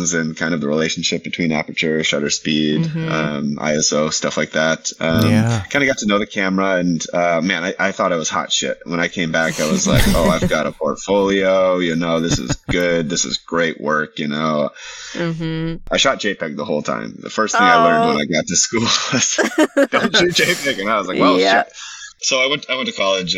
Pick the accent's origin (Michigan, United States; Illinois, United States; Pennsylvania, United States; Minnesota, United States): Minnesota, United States; Minneapolis; moved away as an adult; now in Los Angeles, United States; I grew up in Minnesota